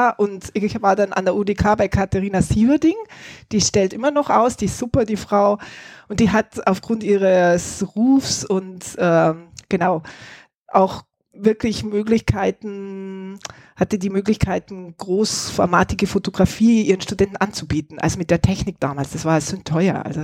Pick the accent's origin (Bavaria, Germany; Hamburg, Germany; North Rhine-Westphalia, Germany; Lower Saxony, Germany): Bavaria, Germany; Wasserburg am Inn; first language German; moved away as an adult; also born or lived in Barcelona, Spain / Berlin, Germany; now in Spain; gebürtig komme ich aus Wasserburg am Inn, das ist Oberbayern, nein, München.